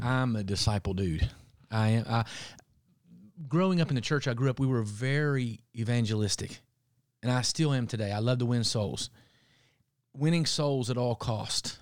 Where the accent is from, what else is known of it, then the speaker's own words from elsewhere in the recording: Appalachia, United States; growing up in Appalachia, we had considered part of the Bible Belt